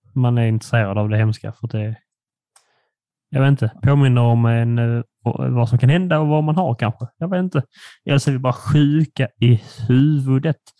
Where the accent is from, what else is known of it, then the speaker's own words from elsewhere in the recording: Furulund, Skåne, Sweden; den lilla killen jag växte upp med i Furulund